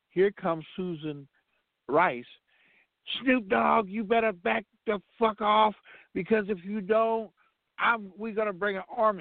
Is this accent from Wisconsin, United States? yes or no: no; Compton, California, United States; I'm from Compton